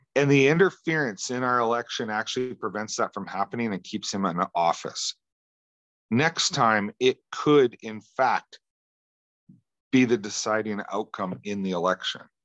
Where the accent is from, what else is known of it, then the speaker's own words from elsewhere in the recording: Western Canada, Canada; Where I grew up is actually on one of the busiest freeways in Western Canada